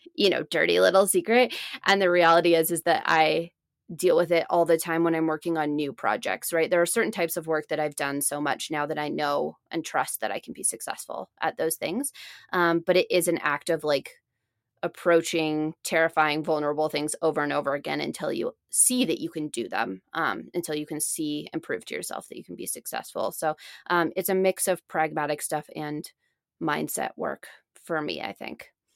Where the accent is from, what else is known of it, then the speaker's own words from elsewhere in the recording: Seattle, Washington, United States; also born or lived in Boston; I spent most of my time growing up in Seattle